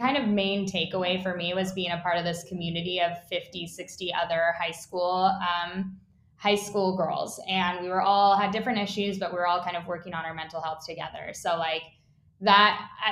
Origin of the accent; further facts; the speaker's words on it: Utah, United States; I grew up in Utah